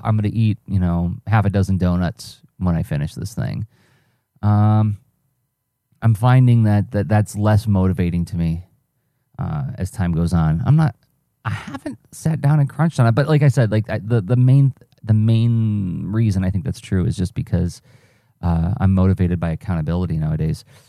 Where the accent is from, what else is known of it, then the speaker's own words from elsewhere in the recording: Midwest, United States; I'm a Midwesterner